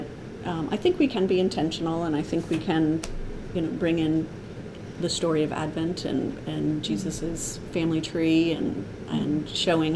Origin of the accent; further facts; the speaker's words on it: New England, United States; moved away; I'm from New England, but you know, stringing popcorn and cranberries. I lived across the street from cranberry bogs